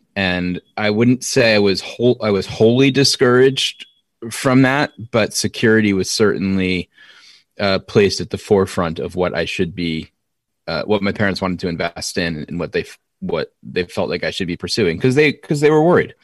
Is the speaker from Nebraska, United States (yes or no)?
no; Norwalk, Connecticut, United States; also born or lived in Stamford, Connecticut; I was born in Stamford, but quickly, uh, moved to Norwalk